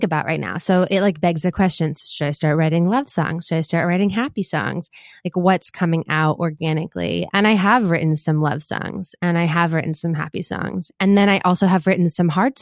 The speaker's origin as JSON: {"language": "English", "town": "Boston", "region": "Massachusetts", "country": "United States", "tie": "born or raised there", "also_born_or_lived": "Washington, D.C.", "moved": "as an adult", "said": "I'm from Boston, from Jamaica Plain. And so I've gotten to set up this studio here in my old bedroom"}